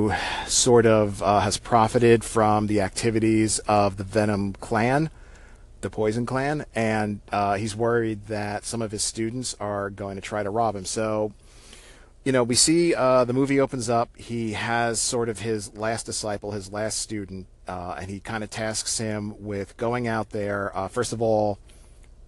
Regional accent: New York City area, United States; where I grew up in the New York City area

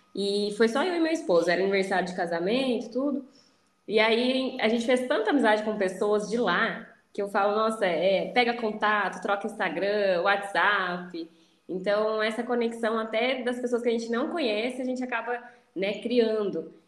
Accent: Campinas, São Paulo, Brazil; now in Bragança Paulista, Brazil; Eu nasci em Campinas, que é uma cidade vizinha aqui, né? Só que a minha família reside numa cidade próxima a Bragança

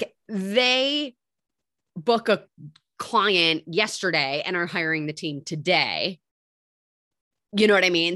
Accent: Michigan, United States; moved away as an adult; now in New York City, United States; I grew up in Michigan

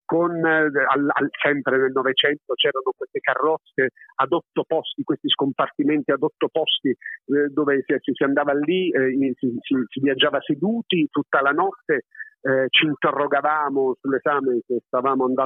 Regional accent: Apulia, Italy; also born or lived in Naples, Italy; io sono campano d'adozione, sono nato a Napoli e ti dico la verità, adesso che ho un po' più di sei anni e vivo in Puglia ormai da lustri, lustri e lustri

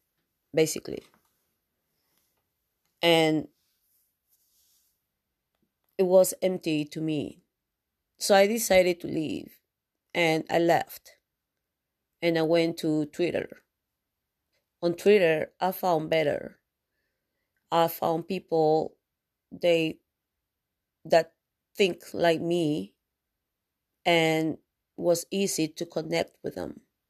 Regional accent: Canada; Yes, because I'm a Canadian broadcaster.

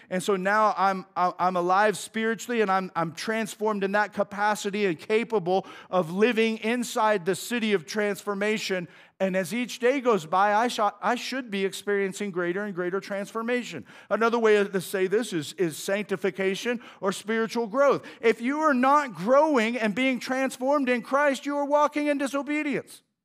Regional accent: United States; I'm an American

